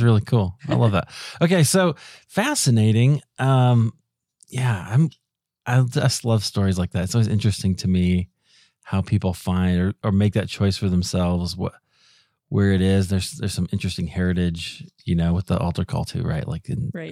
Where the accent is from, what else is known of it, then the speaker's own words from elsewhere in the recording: Iowa, United States; moved away as an adult; also born or lived in Chicago; we grew up in Iowa.